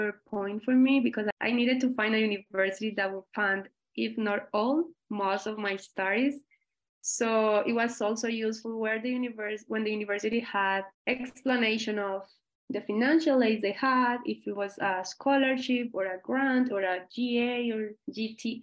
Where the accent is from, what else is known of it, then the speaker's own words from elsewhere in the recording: Colombia; English is a second language; moved away as an adult; now in United States; I am originally from Colombia